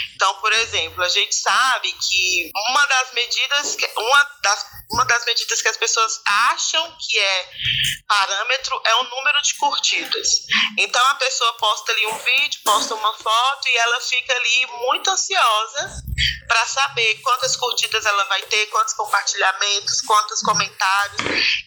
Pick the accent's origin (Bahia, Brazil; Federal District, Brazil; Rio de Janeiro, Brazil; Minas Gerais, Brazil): Federal District, Brazil; Brasília; eu sou brasiliense